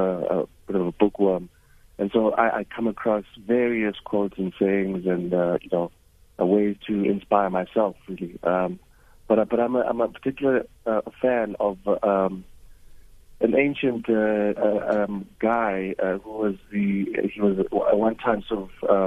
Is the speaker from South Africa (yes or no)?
yes; Soweto, Gauteng, South Africa; I grew up in Mufolo in Soweto, which is the middle of Soweto.